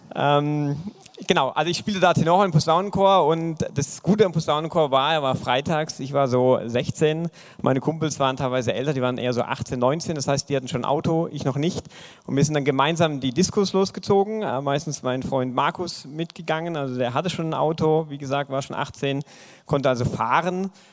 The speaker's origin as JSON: {"language": "German", "town": "Eisingen", "region": "Baden-Württemberg", "country": "Germany", "said": "Ich komme aus dem wunderschönen Eisingen, ja, ein traumhaftes Dorf, 4500 Einwohner in der Nähe von Pforzheim"}